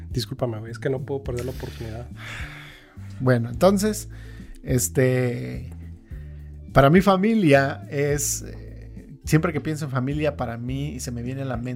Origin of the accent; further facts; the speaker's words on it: Bakersfield, California, United States; born there; Este, no, mis papás son este de Oaxaca. Yo nací en, en Bakersfield. En Bakersfield.